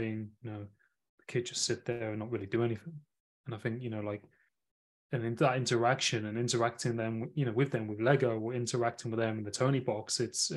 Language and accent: English; Nottingham, East Midlands, United Kingdom; I'm from Nottingham originally. Oh. So I'm from that city in the UK